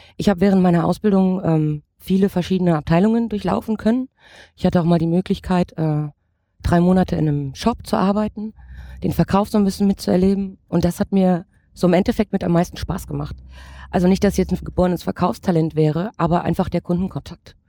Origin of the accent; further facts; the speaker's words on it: Erzgebirge, Saxony, Germany; now in Frankfurt, Germany; ich ähm, bin gebürtige Erzgebirgerin